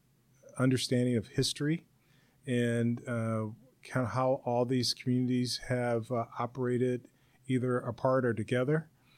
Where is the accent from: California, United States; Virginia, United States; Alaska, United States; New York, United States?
California, United States; Los Angeles; also born or lived in La Puente, California; I grew up in South Central Los Angeles back in the 1960s and 70s. And after the Watts riots, I had a chance after a few years to move out to La Puente, California, which is about 30 miles east of L.A.